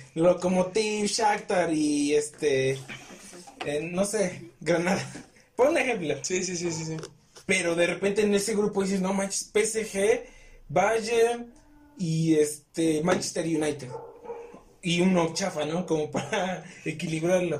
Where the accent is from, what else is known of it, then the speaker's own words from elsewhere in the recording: Puebla, Mexico; Somos revivos los poblanos